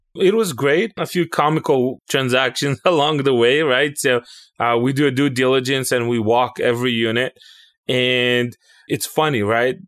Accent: Israel; moved away as an adult; now in United States; I was born and raised in Israel. I came to the United States somewhere in oh seven

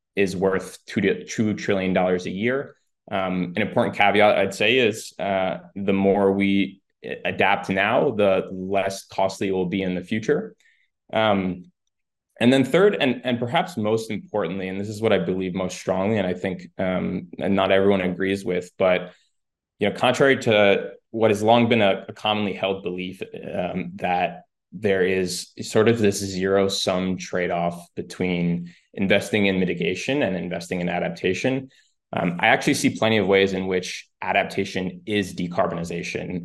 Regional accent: New York, United States; also born or lived in Spain; Grew up mostly in New York

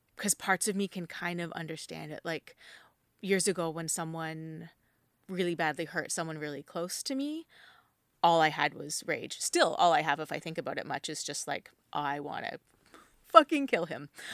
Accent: New Brunswick, Canada; moved away; I grew up in New Brunswick

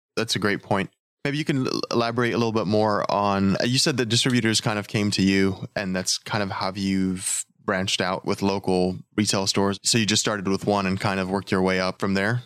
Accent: Texas, United States; I'm from Texas

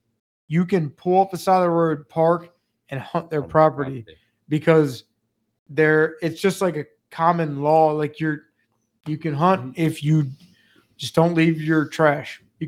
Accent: Maryland, United States; I come from Maryland

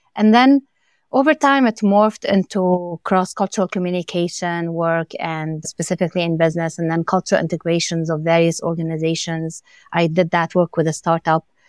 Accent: Lebanon; moved away; growing up in Lebanon and, and coming as an immigrant with my family

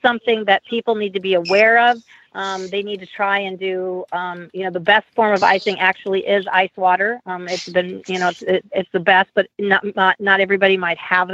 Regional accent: Omaha, Nebraska, United States; I'm from Omaha, Nebraska, where it does snow

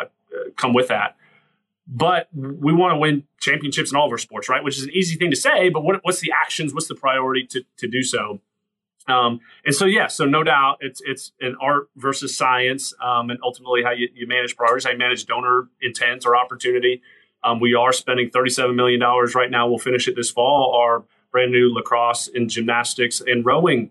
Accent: Atlanta, Georgia, United States; now in Clemson, United States; growing up in Atlanta, I go to school, Georgia Tech

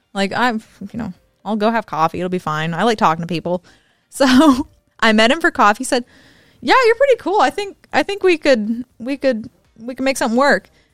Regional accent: the South, United States; I'm from the South, so I talk real fast.

